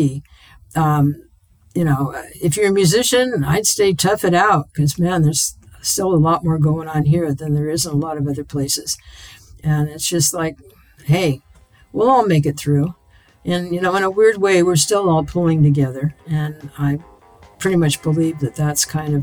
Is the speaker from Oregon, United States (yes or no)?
yes; Portland, Oregon, United States; I was born in Portland. I grew up here. To me, this is my hometown